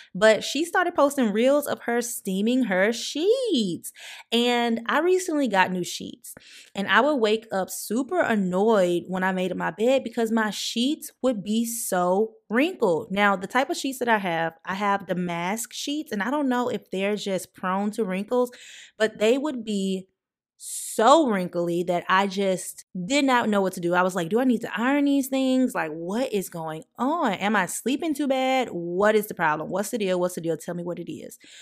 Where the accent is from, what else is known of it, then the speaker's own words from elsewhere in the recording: the South, United States; I'm also from the South